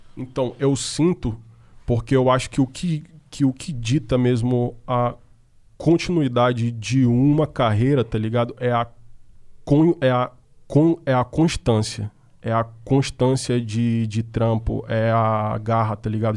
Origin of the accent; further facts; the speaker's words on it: Manaus, Amazonas, Brazil; moved away as an adult; now in São Paulo, Brazil; eu sou do norte, e eu sou de Manaus